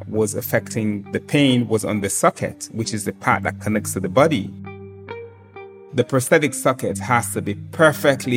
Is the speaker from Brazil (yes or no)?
no; Sierra Leone; I was born and raised in Sierra Leone, a small and very beautiful country in West Africa